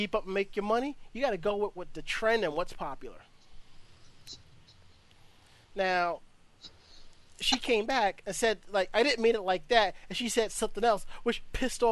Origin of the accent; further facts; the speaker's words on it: New York City, New York, United States; we're from New York City.